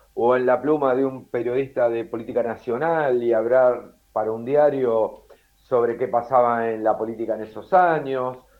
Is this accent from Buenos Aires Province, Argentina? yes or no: yes; Temperley, Buenos Aires Province, Argentina; moved away as an adult; also born or lived in Lomas de Zamora; now in Uruguay; yo nací en Loma de Zamora, pero viví en Temperley hasta los 17, 18 años